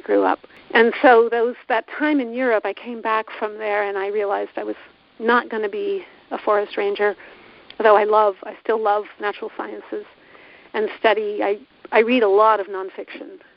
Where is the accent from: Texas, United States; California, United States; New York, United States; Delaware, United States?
California, United States; my home state of California